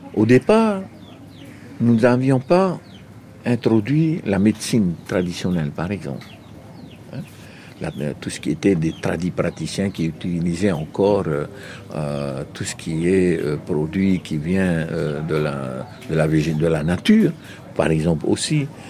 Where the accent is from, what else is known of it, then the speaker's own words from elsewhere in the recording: Marquesas Islands, French Polynesia; lorsque nous discutons en marquisien, euh, d'où venez-vous Nous disons toujours de la terre des hommes